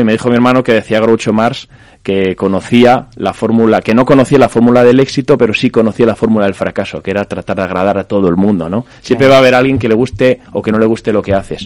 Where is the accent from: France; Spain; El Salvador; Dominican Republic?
Spain; Zamora, Castile and León; somos muy cerquita de León, en Zamora, en nuestra zona